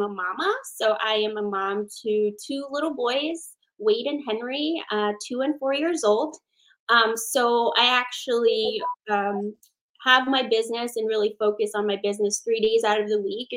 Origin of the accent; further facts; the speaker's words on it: Philippines; moved away; I am Filipina, born in the Philippines.